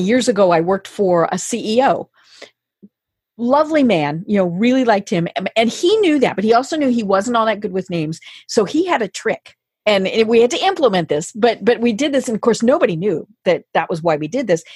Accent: Colorado, United States; now in Atlanta, United States; I'm in Atlanta now, but I'm from Colorado.

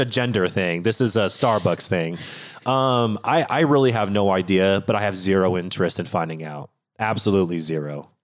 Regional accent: Washington, United States; I'm born and raised in Washington State

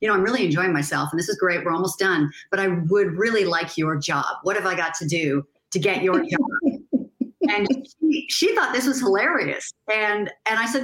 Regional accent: Canada; I'm originally from Canada

